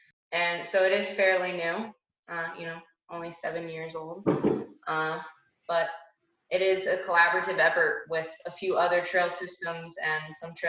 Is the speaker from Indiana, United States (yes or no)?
yes; Indiana, United States; because I'm from Indiana